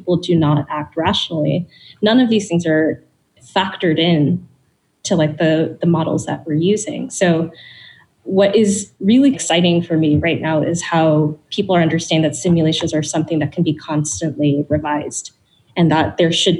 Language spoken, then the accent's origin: English; Bangladesh; I'm from Bangladesh